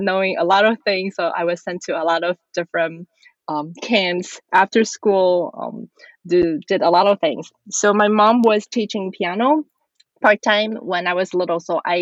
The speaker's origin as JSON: {"language": "English", "country": "Taiwan", "tie": "born or raised there", "said": "I was born and raised in Taiwan"}